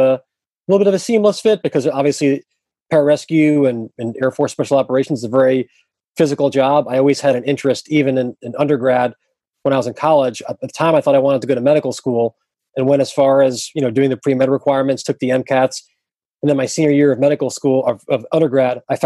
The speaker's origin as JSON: {"language": "English", "region": "New York area", "country": "United States", "tie": "born or raised there", "said": "I grew up in the New York area"}